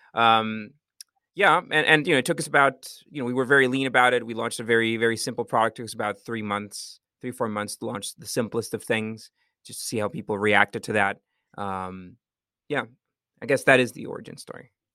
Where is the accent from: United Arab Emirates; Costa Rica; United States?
Costa Rica; I'm from Costa Rica.